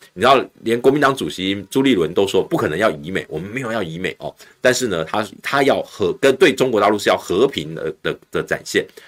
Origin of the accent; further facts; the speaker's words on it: Taiwan; 但是我们都在这块土地里面成长长大